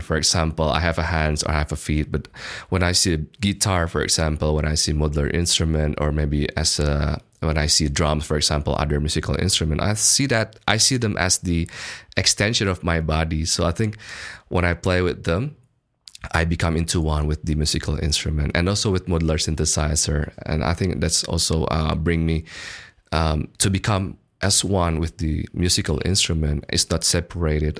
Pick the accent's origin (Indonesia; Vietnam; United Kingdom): Indonesia; Bandung, West Java; English is a second language; moved away as an adult; also born or lived in Melbourne, Australia; I was born and raised in Bandung at that time. So since kindergarten and then my bachelor degree, and I finished my bachelor in Bandung